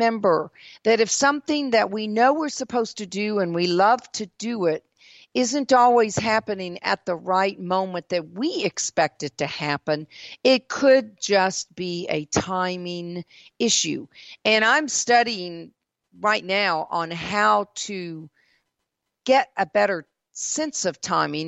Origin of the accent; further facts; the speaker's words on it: the South, United States; also born or lived in Mississippi / South Carolina / Georgia; living in the South all of my life